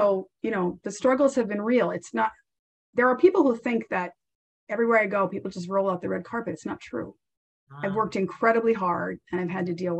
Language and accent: English; Rhode Island, United States; moved away as an adult; now in Boston, United States; We were in Rhode Island at the time, and my father had left, and then my mother moved to Connecticut.